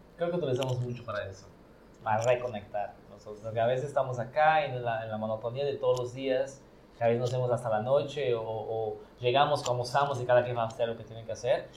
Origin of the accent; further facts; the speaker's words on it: Brazil; Spanish is a second language; moved away as an adult; also born or lived in Yucatán, Mexico; now in Mexico; mi pueblo, que es donde yo crecí. No nací ahí, porque nací en una ciudad cerca, pero toda mi vida y mi familia y mis papás son de allá